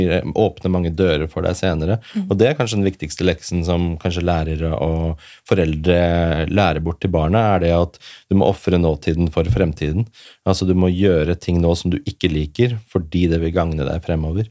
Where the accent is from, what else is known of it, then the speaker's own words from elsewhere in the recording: Oslo, Norway; jeg vokste opp på Furuset her i Oslo